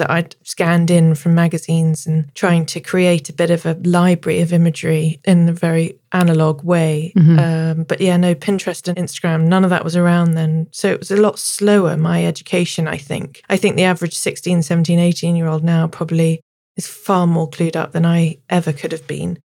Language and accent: English; Devon, South West England, United Kingdom; now in London, United Kingdom; I grew up in Devon in my teens